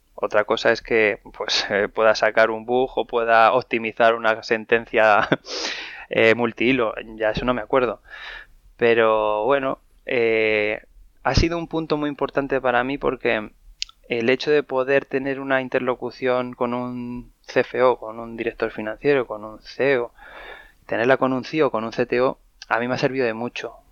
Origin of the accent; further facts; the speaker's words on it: Madrid, Community of Madrid, Spain; yo soy, soy un madrileño de, 37 años. Nací aquí en Madrid